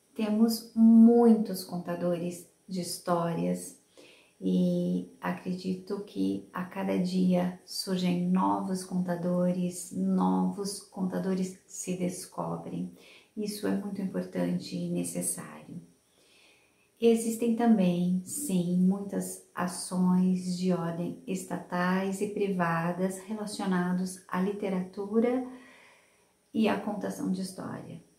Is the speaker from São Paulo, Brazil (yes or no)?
yes; Sumaré, São Paulo, Brazil; Eu nasci na cidade de Sumaré, onde eu passei a minha infância e adolescência